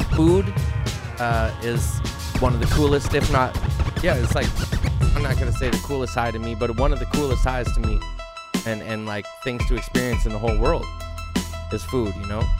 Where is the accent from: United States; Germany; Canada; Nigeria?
Canada; as a Canadian